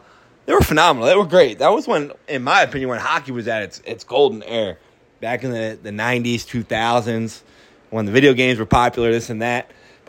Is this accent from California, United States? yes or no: no; Philadelphia, Pennsylvania, United States; my hometown Flyers